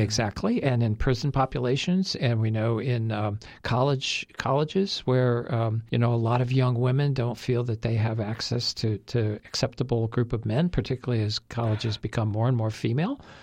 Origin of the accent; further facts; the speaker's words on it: United States; as an American